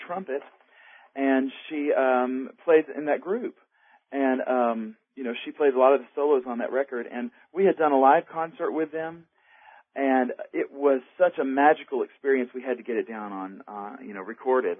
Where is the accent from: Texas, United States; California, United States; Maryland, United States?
Texas, United States; Tomball; I grew up in Texas. North of Houston, in a little town, Tomball, Texas.